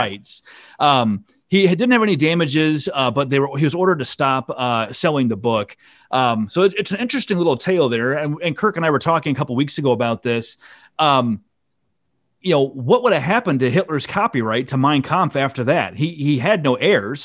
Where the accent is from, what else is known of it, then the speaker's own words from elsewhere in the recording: Iowa, United States; I'm from Iowa.